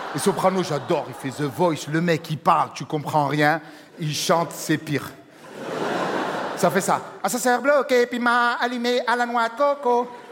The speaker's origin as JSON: {"language": "French", "town": "Marseille", "region": "Provence-Alpes-Côte d'Azur", "country": "France", "said": "je suis Marseillais, ça s'entend"}